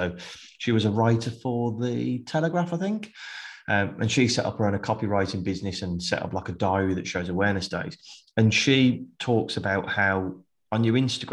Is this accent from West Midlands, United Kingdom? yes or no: yes; Birmingham, West Midlands, United Kingdom; I'm from Birmingham